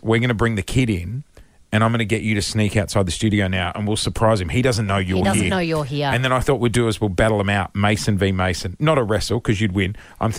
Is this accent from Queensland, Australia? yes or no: yes; Brisbane, Queensland, Australia; I grew up in Brisbane